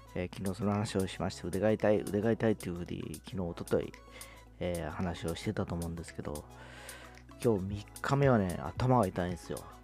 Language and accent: Japanese; Fukuoka, Japan; 福岡は僕の地元